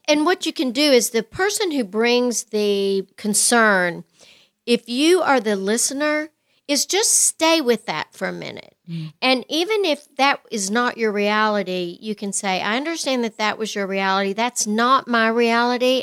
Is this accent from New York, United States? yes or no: no; West Texas, United States; I grew up in West Texas